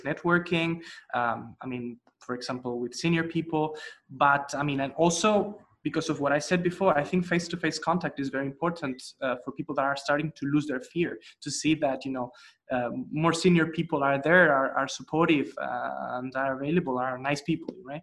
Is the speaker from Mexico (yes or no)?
no; Spain; I'm from Spain, you know, it's in a corner of the continent.